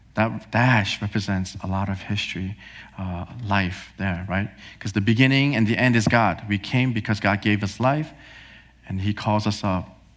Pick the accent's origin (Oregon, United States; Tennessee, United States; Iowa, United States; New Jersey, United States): New Jersey, United States; also born or lived in Korea; I was born in Korea. Uh, my parents and I, we moved here to New Jersey when I was four years old.